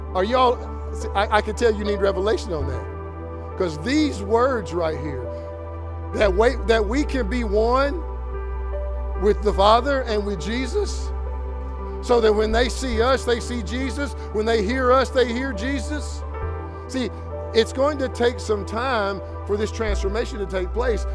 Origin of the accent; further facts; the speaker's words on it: Kentucky, United States; I'm from Kentucky